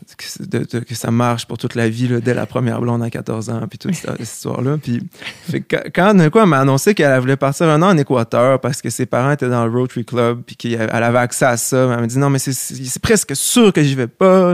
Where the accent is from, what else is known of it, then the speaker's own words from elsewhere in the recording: Quebec City, Quebec, Canada; also born or lived in Charlevoix; je viens, de Québec, mais j'ai passé énormément de temps à Charlevoix euh, parce que ma grand-mère vient de là